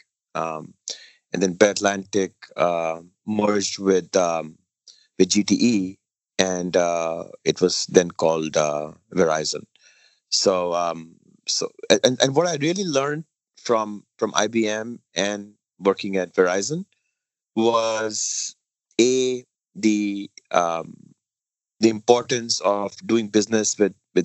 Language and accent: English; Delhi, India; moved away as an adult; also born or lived in Montreal, Canada / Endicott, New York; now in Washington, D.C., United States; I grew up in Delhi